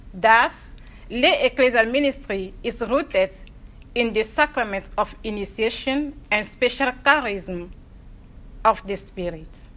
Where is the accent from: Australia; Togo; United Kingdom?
Togo; Lomé, Maritime; moved away as an adult; also born or lived in Dubuque, Iowa, United States; now in United States; I was born and raised in Lomé, the capital city of Togo in West Africa